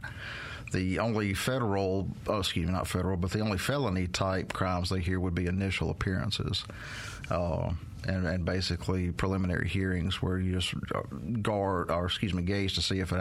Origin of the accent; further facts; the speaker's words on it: Meridian, United States; I'm from Meridian